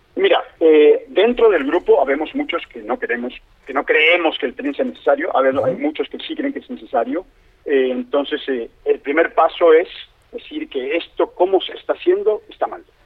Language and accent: Spanish; Mexico City, Mexico; moved away as an adult; now in Playa del Carmen, Mexico; soy, de la Ciudad de México, me fui en el 96 y regresé a México y me quedé a vivir en Playa del Carmen